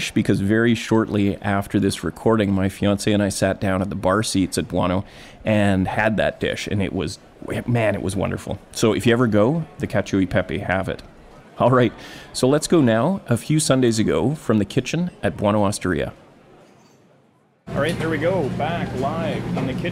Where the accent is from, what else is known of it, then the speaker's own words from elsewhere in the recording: Gibsons, British Columbia, Canada; my hometown of Gibsons, BC